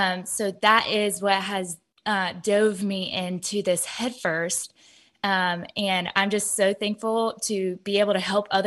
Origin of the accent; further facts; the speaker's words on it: Georgia, United States; also born or lived in Ohio; I'm 26 years old, and I am from Georgia